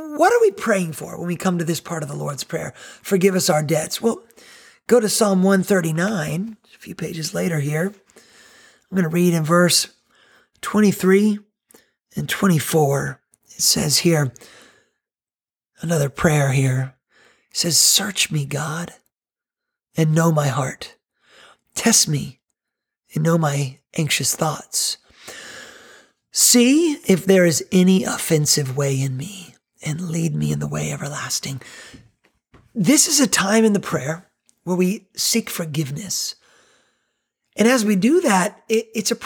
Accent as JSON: {"language": "English", "region": "North Carolina", "country": "United States", "tie": "born or raised there", "moved": "yes", "lives_now": "Myrtle Beach, United States", "said": "growing up in North Carolina"}